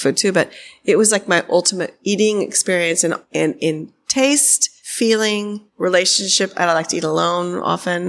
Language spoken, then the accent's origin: English; Atherton, California, United States; moved away; I grew up in Atherton